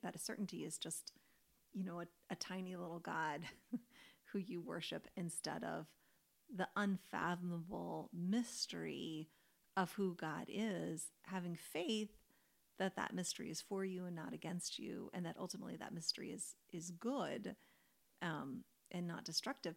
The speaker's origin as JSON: {"language": "English", "region": "Kentucky", "country": "United States", "tie": "born or raised there", "said": "I grew up in Kentucky, which is like basketball territory"}